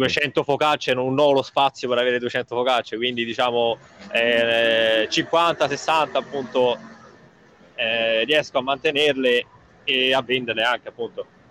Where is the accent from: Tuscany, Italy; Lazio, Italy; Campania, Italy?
Lazio, Italy; Rome; moved away as an adult; now in London, United Kingdom; io da romano